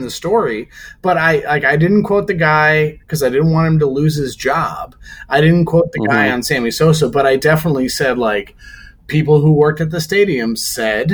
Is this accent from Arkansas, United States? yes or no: no; Chicago, Illinois, United States; I grew up in Chicagoland